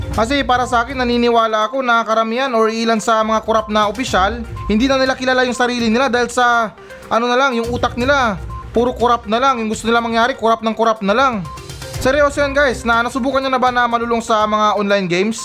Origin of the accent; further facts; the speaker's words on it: Philippines; tayo mga Pilipino